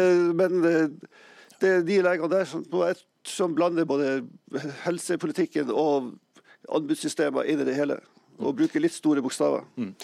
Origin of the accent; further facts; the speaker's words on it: Finnmark, Norway; now in Bodø, Norway; jeg er jo finnmarking sjøl